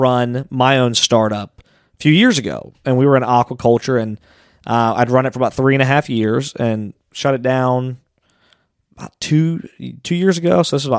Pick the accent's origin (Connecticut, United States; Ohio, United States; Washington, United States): Ohio, United States; Anderson; also born or lived in Amelia, Ohio; I live in Amelia now. Okay. Yeah, but I grew up in Anderson